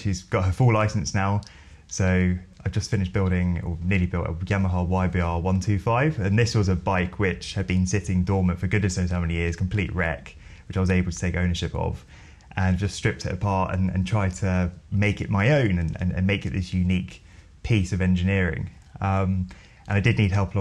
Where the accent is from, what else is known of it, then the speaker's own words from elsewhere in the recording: Bromley, London, United Kingdom; I grew up in Bromley. So for those of you who don't know Bromley, it's about 14 miles south of central London, and lived there all my life